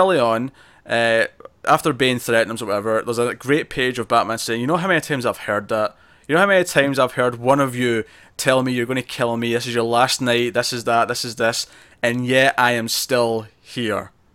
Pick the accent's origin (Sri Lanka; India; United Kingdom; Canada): United Kingdom; Scotland; I'm Scottish